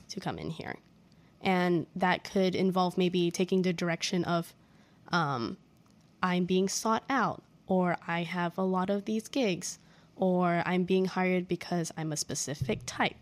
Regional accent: Singapore; moved away as an adult; now in United States; I'm from Singapore

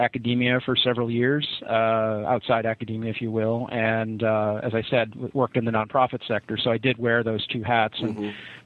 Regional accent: Rochester, New York, United States; moved away as an adult; also born or lived in Atlanta, Georgia; now in Washington, D.C. area, United States; I was born in Rochester, New York, and I was raised there

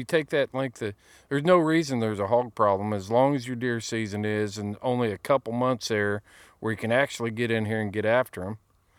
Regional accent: Indiana, United States; when I was a kid growing up in Indiana, nobody cared if I was hunting.

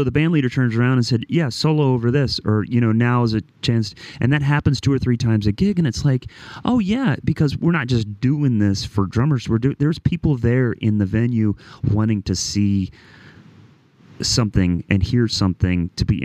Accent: Midwest, United States; I'm from the Midwest

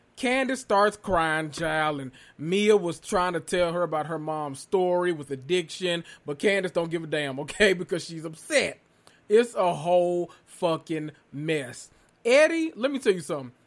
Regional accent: the South, United States; I'm from the South

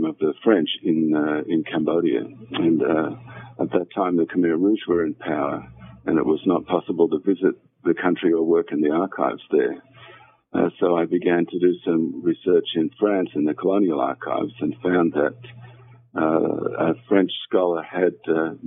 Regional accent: Australia; I was born and educated in Australia

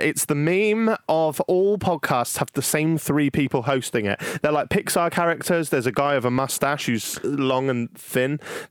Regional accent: England, United Kingdom; accent: southern; Because I'm British.

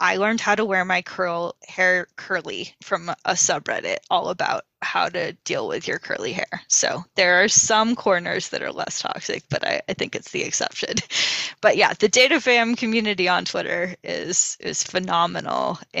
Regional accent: New England, United States; New England.

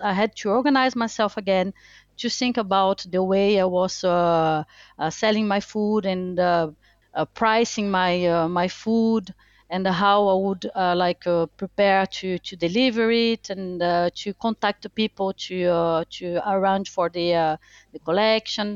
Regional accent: Brazil; English is a second language; moved away as an adult; also born or lived in France; now in Bristol, United Kingdom; I was born in Brazil. Uh, I'm French. I'm Brazilian French. I was born in Brazil and then moved to France when I was 18

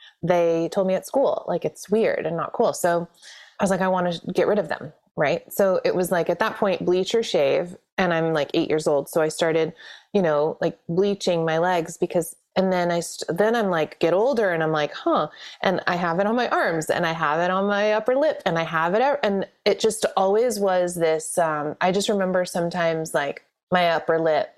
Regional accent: Chicago, Illinois, United States; And, you know, and through my dad's corporate success, we moved around quite a bit. I grew up in Chicago.

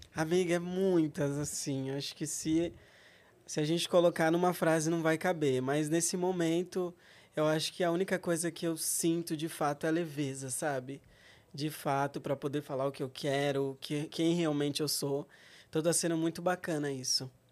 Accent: Rondônia, Brazil; Eu nasci em Rondônia

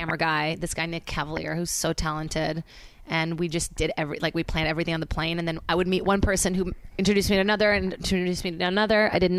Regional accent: Brazil; now in United States; cause I say I'm from Brazil still, even though people are like Virginia, I'm like, no.

